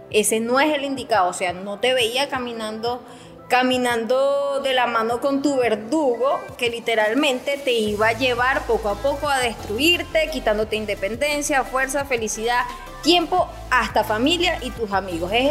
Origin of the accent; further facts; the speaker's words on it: Venezuela; Ajá, y entonces es allí donde a nosotros como venezolanos no sabemos otras culturas, pero para nosotros es natural, es normal.